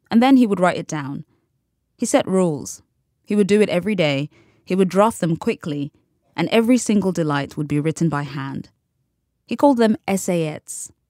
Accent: United Kingdom; Because I'm, I'm still British. I can't help that.

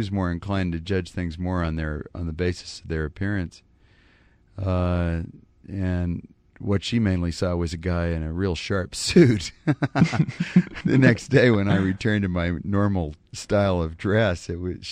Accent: a little town in Wyoming, United States; now in New York, United States; I'm from a little town in Wyoming, which is kind of like British Columbia

